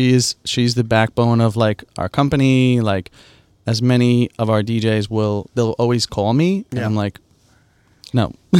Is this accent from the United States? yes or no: yes; Long Island, New York, United States; I grew up in Long Island.